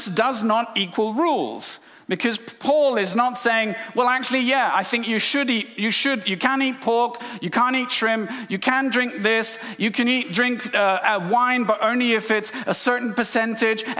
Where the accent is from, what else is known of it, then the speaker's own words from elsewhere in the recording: India; moved away; I'm from India.